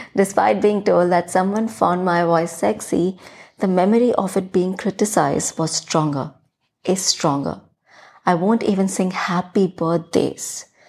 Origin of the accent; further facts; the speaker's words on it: Chhattisgarh, India; accent: thick Hindi influenced; first language Hindi; English is a second language; this almost Chhattisgarhi girl